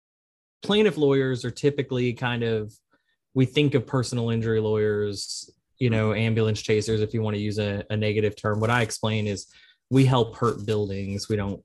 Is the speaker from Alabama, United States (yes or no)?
no; New Orleans, Louisiana, United States; I'm from New Orleans. We don't really have a lot of baseball, and New Orleans typically hates people from Atlanta